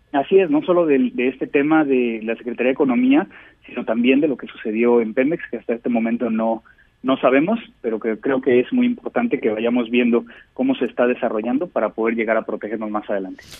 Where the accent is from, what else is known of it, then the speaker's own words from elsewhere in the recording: Mexico; como mexicanos